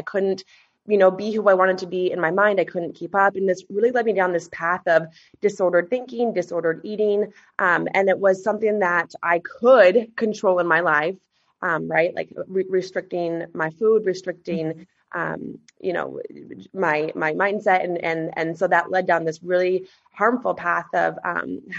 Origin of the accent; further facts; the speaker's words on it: Alaska, United States; also born or lived in Boise, Idaho; I was born and raised in Alaska